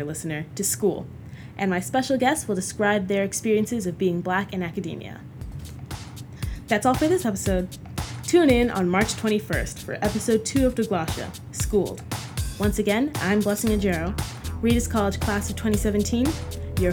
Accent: United States; as a child of two Nigerian immigrants, I am a first-generation American.

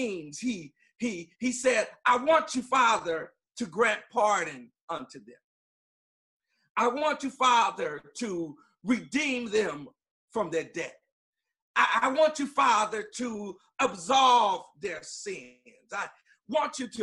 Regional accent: Long Beach, California, United States; I'm from Long Beach, California

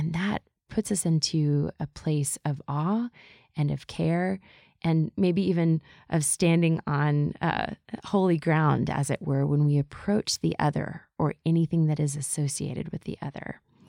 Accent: the South, United States; And we grew up in the South, as I think we've mentioned a little bit. At least there was a bunch of Southern influence as I moved around the world.

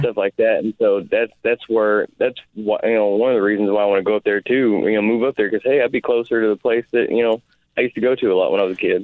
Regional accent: Oklahoma, United States; I'm from Oklahoma.

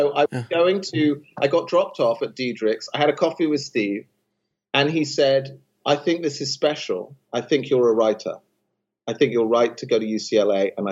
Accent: London, United Kingdom; moved away as an adult; I come from London.

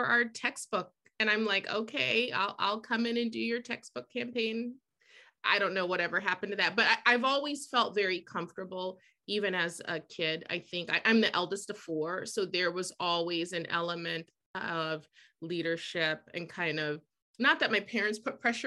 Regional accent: Columbus, Ohio, United States; moved away as an adult; also born or lived in New York City / New Hampshire; now in Boston, United States; growing up in Columbus, Ohio, where I'm from

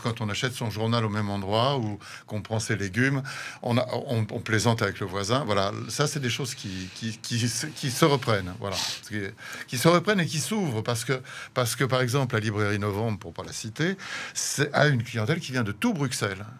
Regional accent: Paris, Île-de-France, France; also born or lived in Africa; now in Brussels, Belgium; je suis français d'origine, hein, je suis né à Paris.

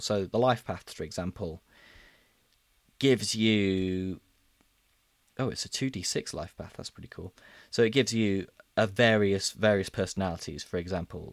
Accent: Midlands, United Kingdom; I'm from the Midlands

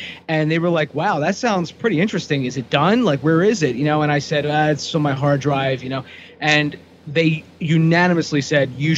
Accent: Aston, Pennsylvania, United States; I'm actually from Aston

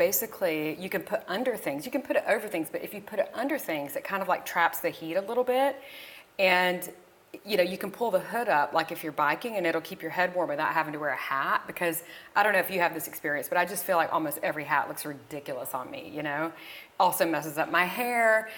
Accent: the South, United States; moved away; me growing up in the South

